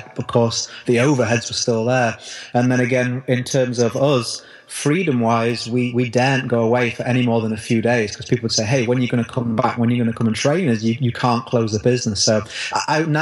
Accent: United Kingdom; the recession hit in my country here in the UK, probably tell from my accent

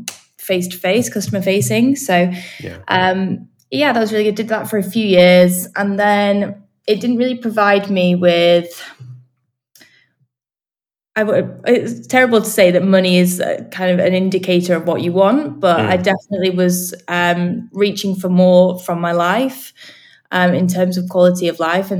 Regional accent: Manchester, North West England, United Kingdom; moved away as an adult; now in London, United Kingdom; I'm from Manchester. Up north.

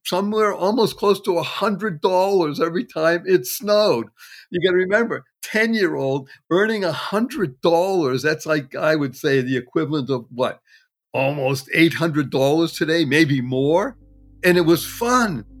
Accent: Brookline, Massachusetts, United States; also born or lived in Dorchester, Boston; I grew up in a wonderful town adjacent called Brookline.

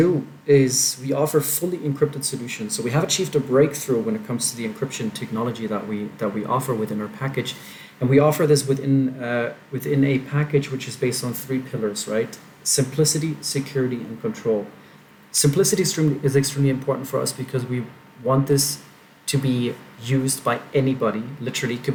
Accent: Germany; moved away as an adult; now in Brazil; I grew up in Germany, and I was basically raised in a pretty linear way

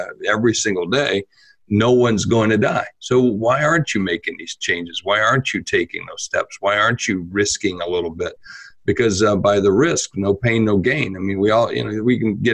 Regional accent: South Dakota, United States; I'm from South Dakota. We're a flyover state in the United States

